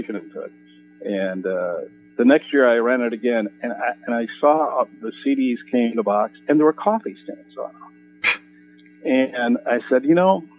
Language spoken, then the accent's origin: English; Minnesota, United States; moved away; I grew up in Minnesota